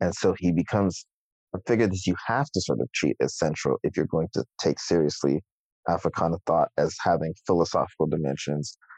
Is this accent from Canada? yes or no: yes; Toronto, Ontario, Canada; in my hometown